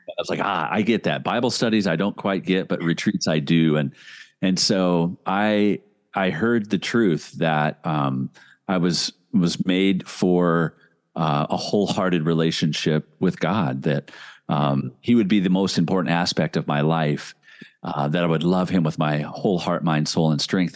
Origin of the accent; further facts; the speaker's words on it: Indianapolis, Indiana, United States; now in Minnesota, United States; I grew up in Indianapolis, Indiana